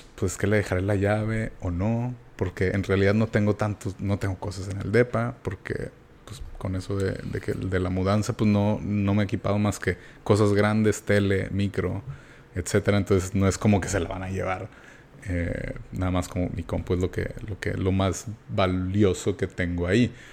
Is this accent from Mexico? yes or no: yes; Mexico; soy de México